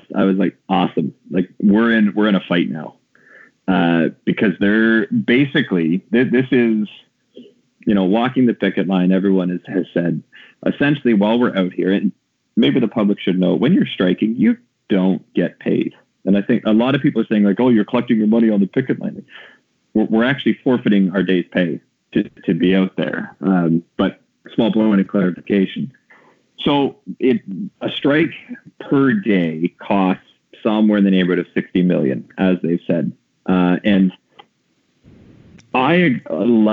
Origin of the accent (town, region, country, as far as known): Ontario, Canada; born or raised there